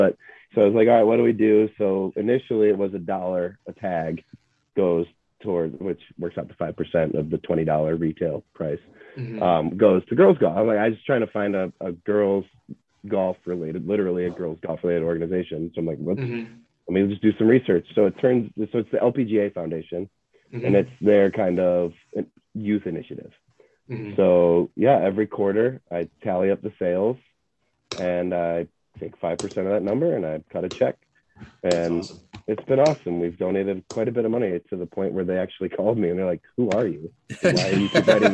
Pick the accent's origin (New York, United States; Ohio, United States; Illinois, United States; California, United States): Ohio, United States; Cleveland; one of the guys I played with knew my sister growing up in Cleveland